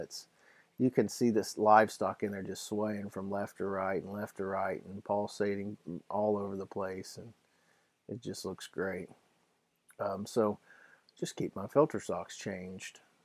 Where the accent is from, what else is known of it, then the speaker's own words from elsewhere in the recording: Ohio, United States; I'm from Ohio